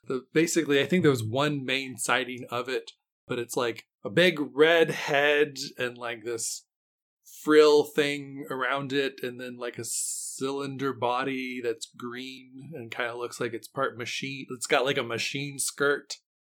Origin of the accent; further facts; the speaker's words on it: West Virginia, United States; I grew up in West Virginia